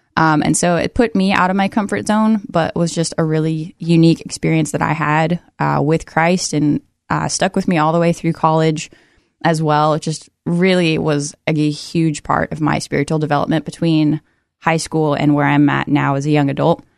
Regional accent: Everett, Washington, United States; now in Oregon, United States; I grew up in Everett, Washington, just north of Seattle

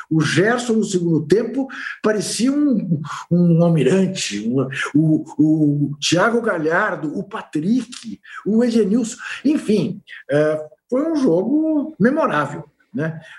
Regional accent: Brazil; que bom que eu sou brasileiro, que bom que eu não sou paraguaio, que bom que eu não sou português, que bom que eu não sou qualquer outra coisa

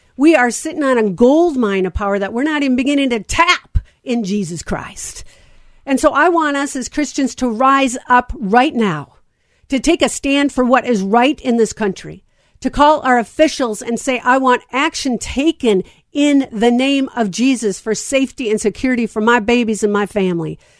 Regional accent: United States; I am an American of the United States

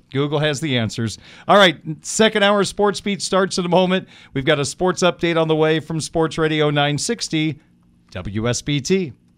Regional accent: Big Ten country, Midwest, United States; I grew up in Big Ten country

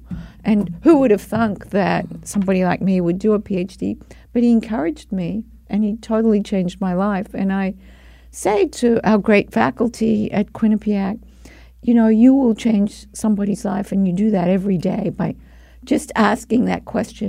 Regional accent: Melbourne, Victoria, Australia; I grew up in Melbourne, Australia

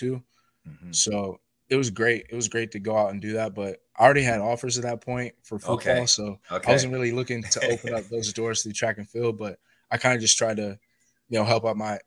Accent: Marietta, Georgia, United States; I was born in Georgia. I lived in Cobb County, Marietta area. Mm-hmm. It's kind of metro Atlanta up north. And I lived there my whole life.

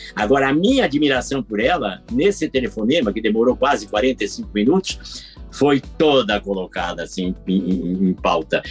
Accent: Curitiba, Paraná, Brazil; moved away; quando eu tinha 10 anos, eu ainda morava em Curitiba, que eu sou curitibano

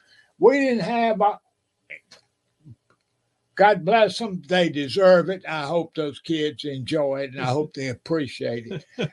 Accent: Enterprise, Alabama, United States; Enterprise, my hometown

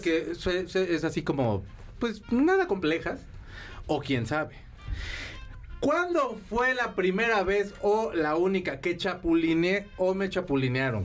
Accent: León, Guanajuato, Mexico; Yo soy de León.

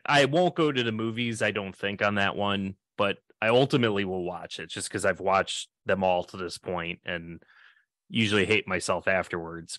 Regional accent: New York, United States; now in Wisconsin, United States; I'm I'm originally from New York

